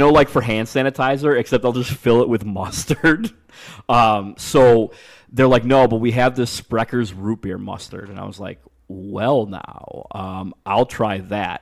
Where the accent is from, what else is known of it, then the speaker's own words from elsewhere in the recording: Niles, Illinois, United States; I'm from Niles, which touches Chicago